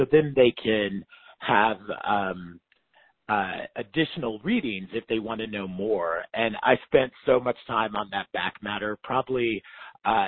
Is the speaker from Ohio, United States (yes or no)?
no; Tulsa, Oklahoma, United States; moved away as an adult; also born or lived in North Carolina / Philadelphia, Pennsylvania / Michigan; now in New York, United States; I grew up in Oklahoma, and my mom is from Wewoka, Oklahoma, the capital of the Seminole Nation